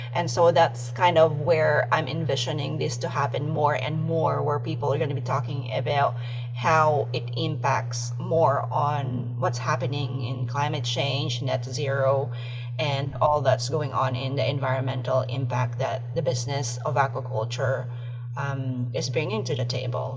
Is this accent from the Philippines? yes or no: yes; Philippines; moved away; I'm originally from the Philippines